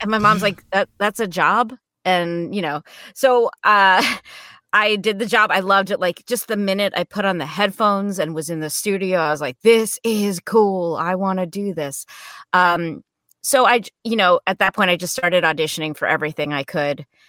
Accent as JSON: {"language": "English", "region": "New Jersey", "country": "United States", "tie": "born or raised there", "said": "I grew up in New Jersey, not too far from New York City"}